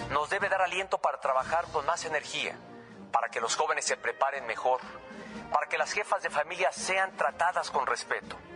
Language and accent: Spanish; Mexico; Como presidente y como mexicano, me emociona el apoyo que nuestro país ha recibido.